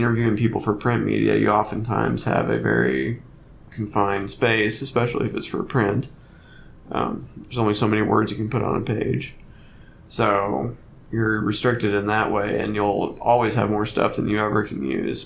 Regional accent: Bloomington, Indiana, United States; I live in Indiana. I was born in Indiana. I've lived most of my life in Indiana

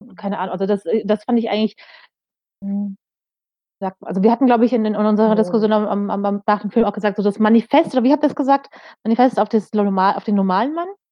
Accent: Germany; bei uns in Deutschland

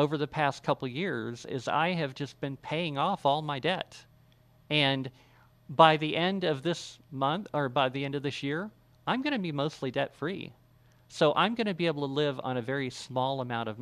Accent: United States; we all live in a civilization based on these principles as American citizens

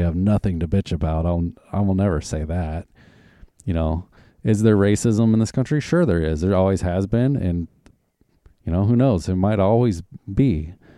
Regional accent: Arkansas, United States; also born or lived in Oklahoma; now in Washington, United States; I grew up in Arkansas and when we moved to Oklahoma

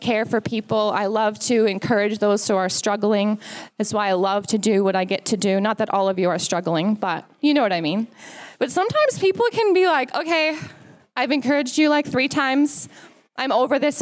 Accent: United States; now in Australia; as an American

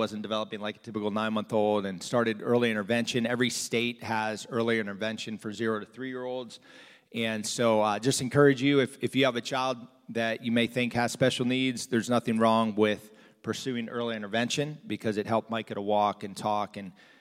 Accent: South Florida, United States; moved away as an adult; also born or lived in New Jersey / Pennsylvania / Arkansas; I grew up in South Florida, not from Arkansas

